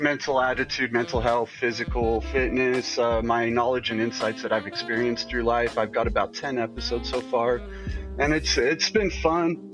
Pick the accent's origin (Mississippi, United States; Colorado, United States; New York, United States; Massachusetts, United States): Colorado, United States; moved away as an adult; also born or lived in California; I moved from California uh, back to Colorado